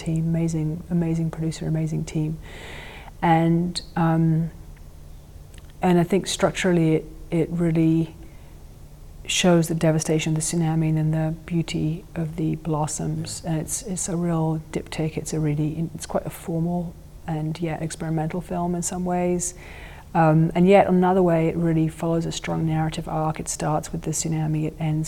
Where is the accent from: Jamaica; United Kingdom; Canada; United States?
United Kingdom; England; I grew up with this nuclear terror growing up in England